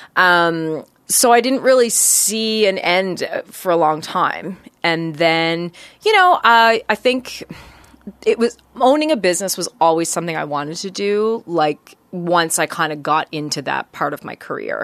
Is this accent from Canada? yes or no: yes; Deer Lake, Newfoundland and Labrador, Canada; now in Halifax, Canada; my household growing up in Newfoundland was pretty busy.